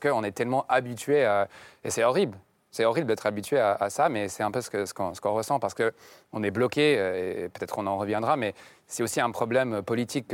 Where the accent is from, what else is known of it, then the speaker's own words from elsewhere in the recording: Connecticut, United States; French is a second language; le Connecticut, j'ai, là où j'ai grandi